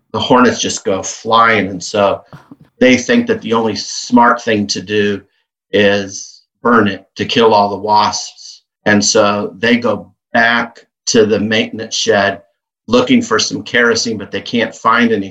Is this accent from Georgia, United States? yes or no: no; Kansas, United States; growing up in Kansas